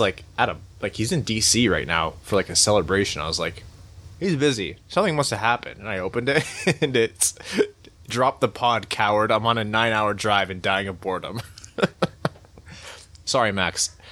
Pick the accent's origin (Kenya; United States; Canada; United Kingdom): Canada; Windsor, Ontario; moved away; my hometown of Windsor, right across the border from Detroit.